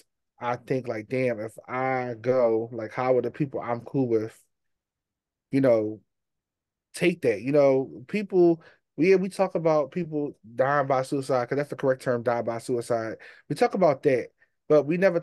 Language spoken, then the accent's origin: English; Philadelphia, Pennsylvania, United States; I'm from Philly.